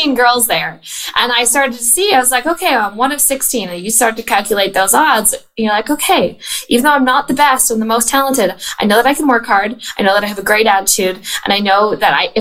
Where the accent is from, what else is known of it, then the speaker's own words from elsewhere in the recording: Canada; I was born and raised in Canada.